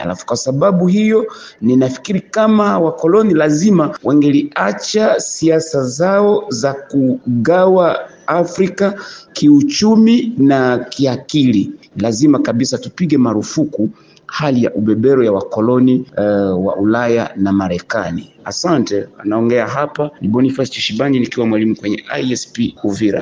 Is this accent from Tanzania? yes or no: yes; Kagongwa, Shinyanga, Tanzania